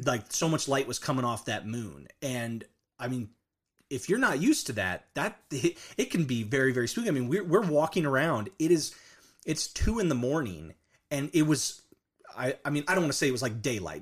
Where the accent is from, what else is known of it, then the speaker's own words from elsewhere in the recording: Orange County, California, United States; moved away; also born or lived in Canadian, Oklahoma; I, I, I was originally born and raised in a, in a coastal beach town, uh, Mm-hmm. in Orange County, California